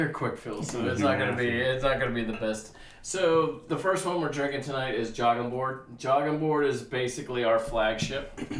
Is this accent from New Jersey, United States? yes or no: yes; New Jersey, United States; now in Summerville, United States; I'm from Jersey